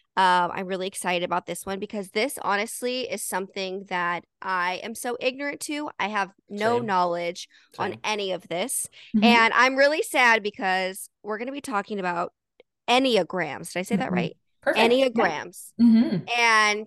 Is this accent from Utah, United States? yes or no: yes; Salt Lake City, Utah, United States; moved away; I grew up personally in Utah